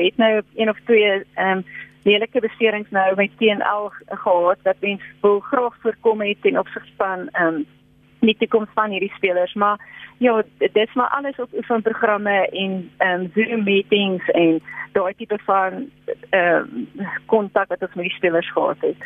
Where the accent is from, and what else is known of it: South Africa